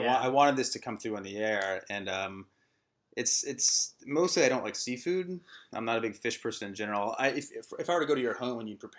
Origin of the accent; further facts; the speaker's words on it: the South, United States; moved away; we're both from the South.